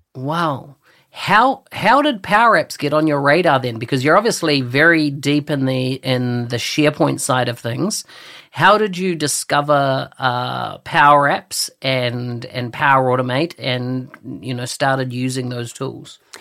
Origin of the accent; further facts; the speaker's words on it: New Zealand; I come from New Zealand, a little country at the bottom of the world